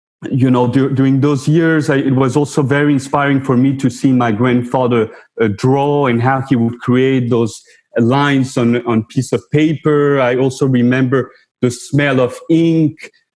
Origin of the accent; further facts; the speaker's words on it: Mexico; also born or lived in New York / France; I was born in New York. My mother is Mexican, my father French, and I spent time in the three countries, actually. And without that childhood that you mentioned that I spent in Mexico, I wouldn't be the person or the artist I am today.